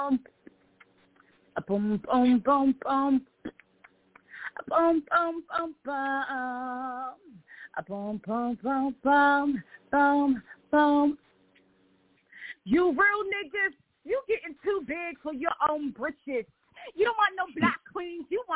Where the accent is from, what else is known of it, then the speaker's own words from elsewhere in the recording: Philadelphia, Pennsylvania, United States; I am from Philadelphia, Pennsylvania